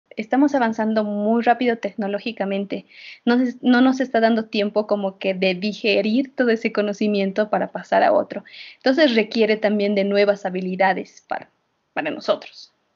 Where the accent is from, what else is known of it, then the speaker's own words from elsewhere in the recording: Bolivia; los bolivianos, como personas que todavía no, hemos han salido del confort de estar en Bolivia